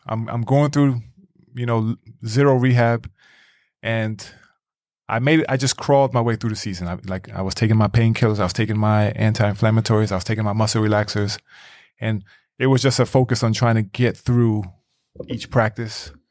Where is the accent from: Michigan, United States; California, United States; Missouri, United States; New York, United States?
New York, United States; New York City; moved away as an adult; now in Iceland; growing up in New York